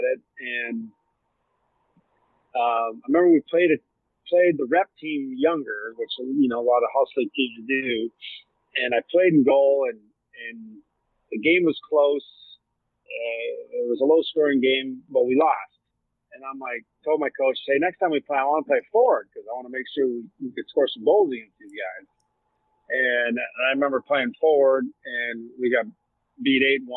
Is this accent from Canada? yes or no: yes; Sault Ste. Marie, Ontario, Canada; moved away as an adult; growing up in a little hockey mecca in Sault Ste. Marie, Ontario